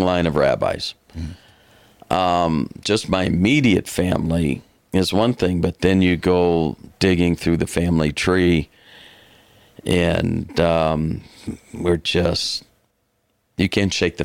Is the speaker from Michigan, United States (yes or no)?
yes; Detroit, Michigan, United States; now in Fort Worth, United States; I was born and raised in Detroit